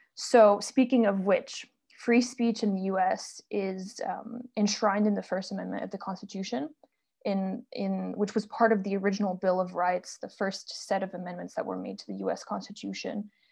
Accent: France; moved away; also born or lived in United States; I'm originally from France

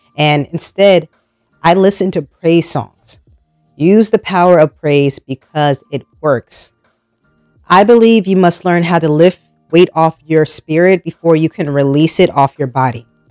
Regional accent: New Jersey, United States; moved away as an adult; now in North Carolina, United States; I was born and raised in New Jersey, and up north, food is a lifestyle when I moved down to North Carolina

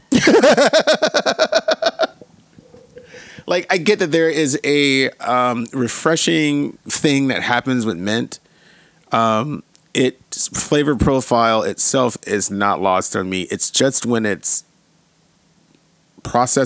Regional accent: Atlanta, Georgia, United States; I am from Atlanta

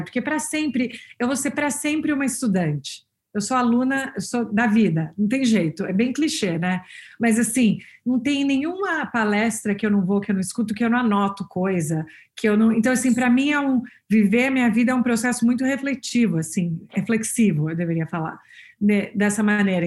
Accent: São Paulo, Brazil; moved away as an adult; now in Boston, United States; crescendo em São Paulo

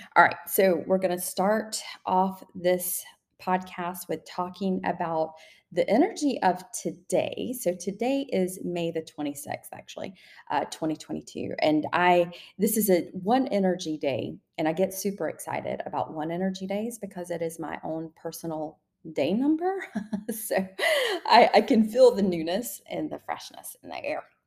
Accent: the South, Southern United States, United States; accent: Southern; I used to hold myself back so much because of my Southern accent.

